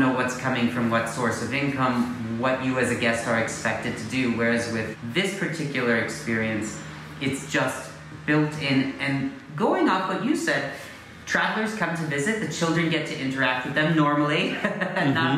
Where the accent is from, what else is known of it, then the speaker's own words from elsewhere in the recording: United States; as an American